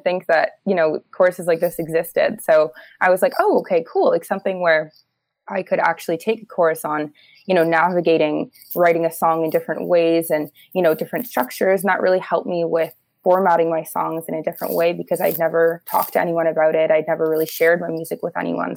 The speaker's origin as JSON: {"language": "English", "town": "Toronto", "region": "Ontario", "country": "Canada", "tie": "born or raised there", "said": "I grew up in Toronto"}